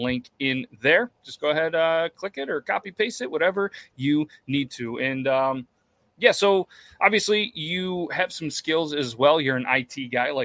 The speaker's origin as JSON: {"language": "English", "region": "New York", "country": "United States", "said": "New York, but not the city"}